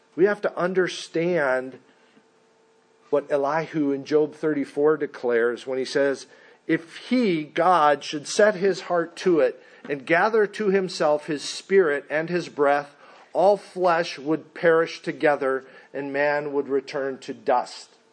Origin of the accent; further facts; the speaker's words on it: Mesa, Arizona, United States; I am from Mesa, Arizona